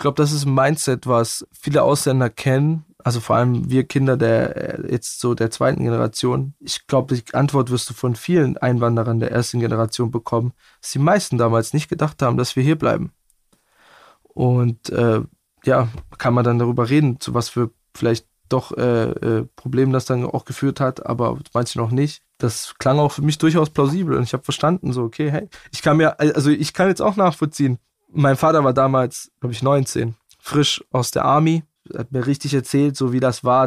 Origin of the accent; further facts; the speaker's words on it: Bietigheim-Bissingen, Baden-Württemberg, Germany; accent: Swabian; bei uns im Schwabenland